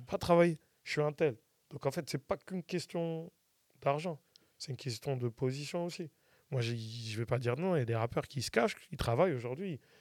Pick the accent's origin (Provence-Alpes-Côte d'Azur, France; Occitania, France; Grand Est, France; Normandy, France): Normandy, France; Saint-Étienne-du-Rouvray; je viens de, port saint ouen je viens de PSO